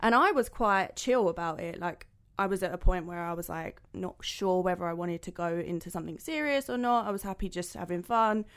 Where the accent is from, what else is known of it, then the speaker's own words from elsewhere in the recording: London, United Kingdom; moved away as an adult; now in Dubai, United Arab Emirates; I'm originally from London and I'm thirty-two.